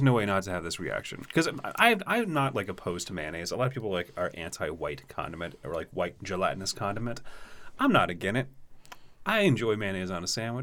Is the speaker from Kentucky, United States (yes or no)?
yes; Lexington, Kentucky, United States; I was working in the Kentucky Theater, historic movie theater in my hometown